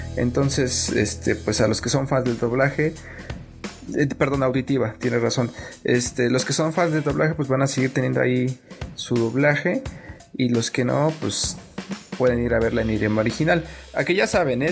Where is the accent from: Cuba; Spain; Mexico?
Mexico